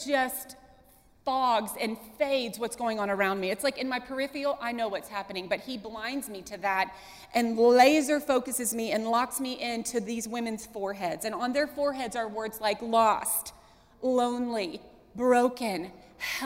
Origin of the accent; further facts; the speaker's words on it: Columbus, Ohio, United States; moved away as an adult; now in Wilmore, United States; I'm from Columbus, Ohio, big city.